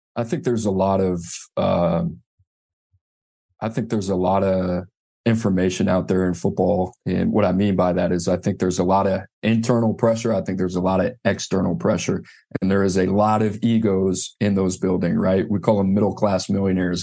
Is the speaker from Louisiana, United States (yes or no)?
yes; New Orleans, Louisiana, United States; I grew up in New Orleans, New Orleans Saints fan